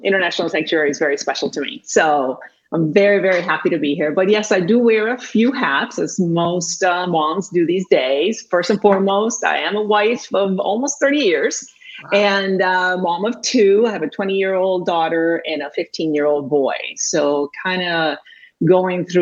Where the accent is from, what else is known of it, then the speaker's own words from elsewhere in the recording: Puerto Rico; first language Spanish; English is a second language; moved away as an adult; I was actually born and raised in Puerto Rico. I am Puerto Rican.